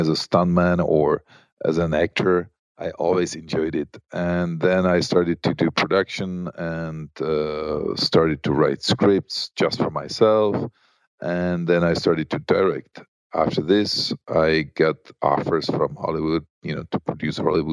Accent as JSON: {"language": "English", "region": "Prague", "country": "Czechia", "tie": "born or raised there", "said": "I grew up in Prague"}